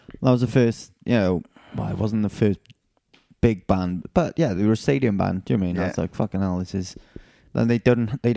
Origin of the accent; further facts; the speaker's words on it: South Wales Valleys, United Kingdom; growing up in the South Wales Valleys